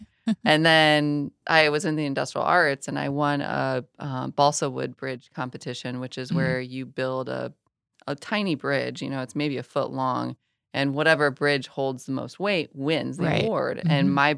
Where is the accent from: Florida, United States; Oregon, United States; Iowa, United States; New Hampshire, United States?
Iowa, United States; moved away as an adult; also born or lived in Wyoming / Raleigh, North Carolina; I'm from Iowa. I grew up on a farm in the middle of nowhere.